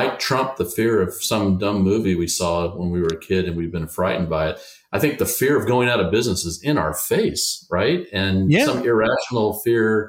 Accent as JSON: {"language": "English", "country": "United States", "said": "I'm an American, I'm a proud American"}